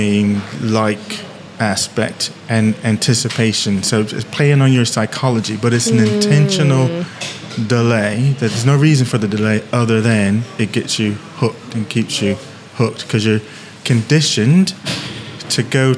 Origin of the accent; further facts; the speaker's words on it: Eatontown, New Jersey, United States; So I'm just thinking of my town. I grew up in Eatontown.